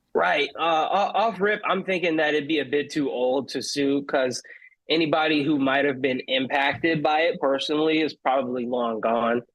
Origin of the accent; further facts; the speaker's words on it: Palmdale, California, United States; also born or lived in Glendale, California; I grew up in Palmdale. Uh, I was born in Glendale, which is like more closer to downtown LA, but I was pretty much raised in Palmdale